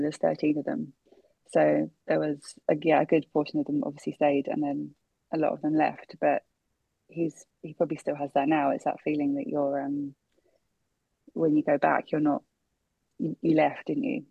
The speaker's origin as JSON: {"language": "English", "region": "London", "country": "United Kingdom", "tie": "born or raised there", "said": "I was born in Brent, so I was born in central Middlesex in 87"}